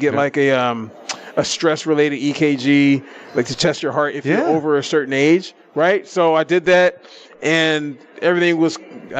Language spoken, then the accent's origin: English; Vallejo, California, United States; now in Las Vegas, United States; I am from Vallejo, and growing up in Vallejo, like I got in fights when I was a kid